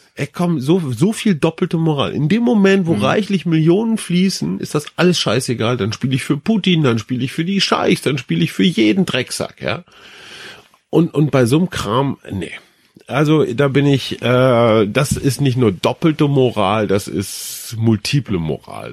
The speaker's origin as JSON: {"language": "German", "country": "Germany", "said": "wir Deutschen"}